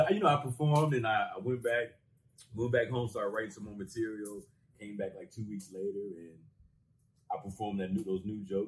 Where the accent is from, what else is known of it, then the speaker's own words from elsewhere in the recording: Las Vegas, Nevada, United States; I'm actually born and raised in Las Vegas, Nevada